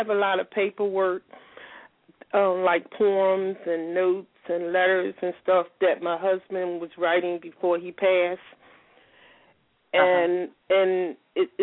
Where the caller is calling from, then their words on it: Atlanta, Georgia, United States; I'm calling from Georgia